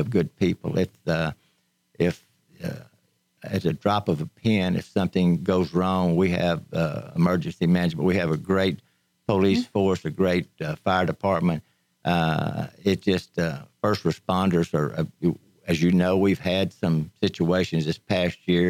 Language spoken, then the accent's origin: English; Conroe, Texas, United States; I was born and raised in Conroe.